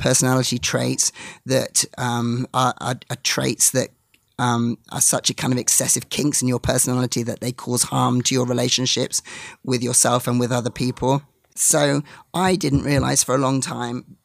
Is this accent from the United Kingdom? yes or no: yes; England, United Kingdom; As an English person